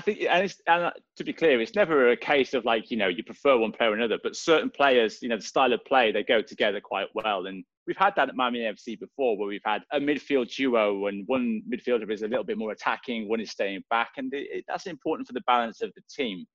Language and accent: English; Swansea, Wales, United Kingdom; moved away; I'm from Swansea in uh, back home